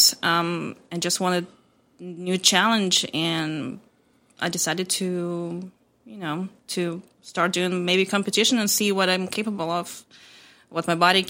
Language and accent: English; Moldova; moved away; I'm from Republic of Moldova. It's a small country between Ukraine and Romania.